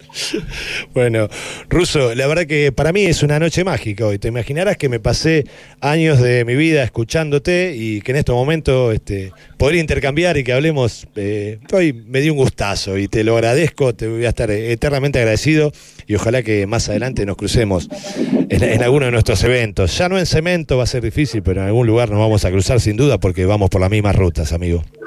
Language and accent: Spanish; Hurlingham, Buenos Aires, Argentina; Yo nací en la calle Tres Argentos, ahí nomás, a dos cuadras.